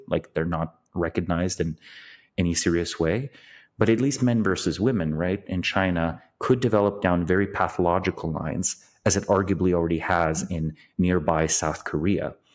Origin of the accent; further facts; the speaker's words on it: Slovenia; I was born in Slovenia, but, you know, in nineteen eighty-eight, but, but until nineteen ninety-one, it was part of Yugoslavia.